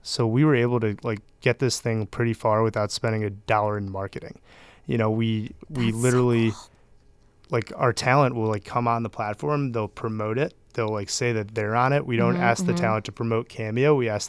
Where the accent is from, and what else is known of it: Chicago, Illinois, United States